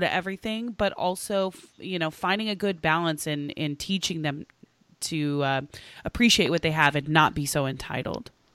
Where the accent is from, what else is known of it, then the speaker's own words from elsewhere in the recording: Oklahoma, United States; now in Los Angeles, United States; I grew up in Oklahoma, eh, to a single mom